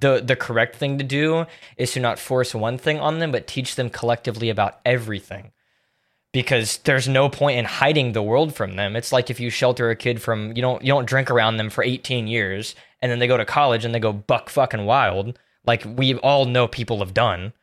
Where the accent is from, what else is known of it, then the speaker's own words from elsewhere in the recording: Tampa, Florida, United States; I'm from Tampa